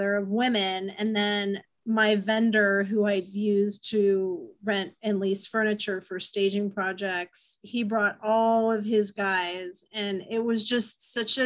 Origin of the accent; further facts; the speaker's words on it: Novato, California, United States; I grew up in Novato and came back